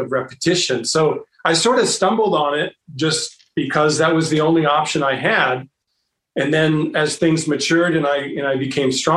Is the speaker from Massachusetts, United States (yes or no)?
no; Bay Area, California, United States; I grew up in the Bay Area